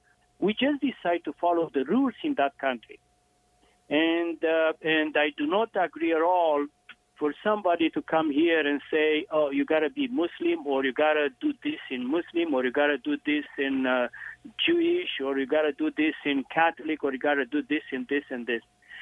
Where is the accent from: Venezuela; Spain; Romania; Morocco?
Romania; moved away as an adult; now in Toronto, Canada; I'm from Romania.